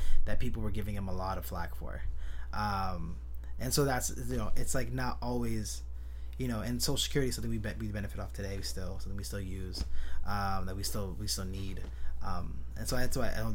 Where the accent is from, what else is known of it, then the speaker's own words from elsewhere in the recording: San Jose, California, United States; I was born and raised in San Jose, California